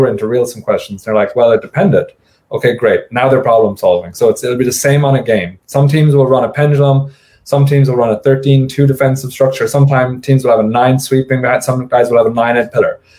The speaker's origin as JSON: {"language": "English", "country": "United States", "said": "as an American"}